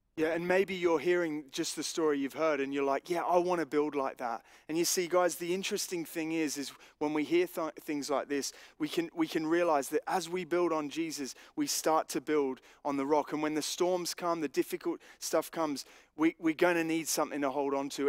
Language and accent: English; Australia; growing up in Australia